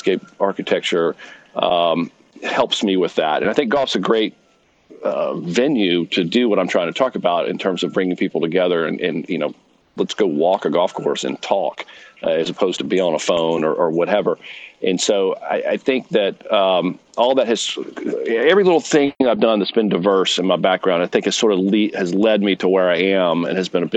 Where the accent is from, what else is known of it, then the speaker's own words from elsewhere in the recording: Greenville, South Carolina, United States; also born or lived in Providence, Rhode Island; I am from Greenville, South Carolina